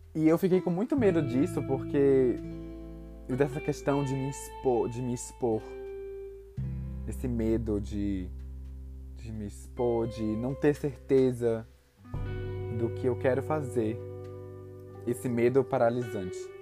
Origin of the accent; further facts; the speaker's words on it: Salvador, Bahia, Brazil; eu sou de Salvador, Bahia